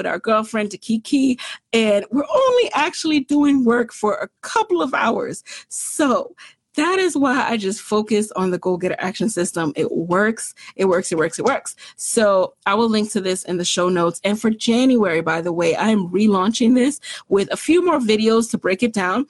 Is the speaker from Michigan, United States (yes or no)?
no; New York City, New York, United States; also born or lived in Jamaica; I'm from the Bronx and I'm from Jamaica